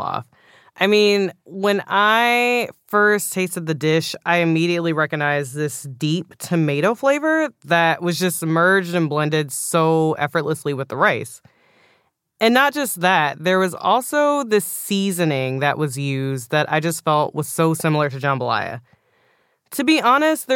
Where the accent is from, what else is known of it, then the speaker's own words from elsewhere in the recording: Houston, Texas, United States; I grew up in Houston, but my parents are from Louisiana